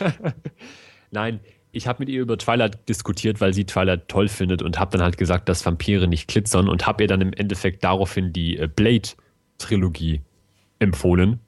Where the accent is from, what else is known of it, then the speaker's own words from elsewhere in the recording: Germany; Bei uns in Deutschland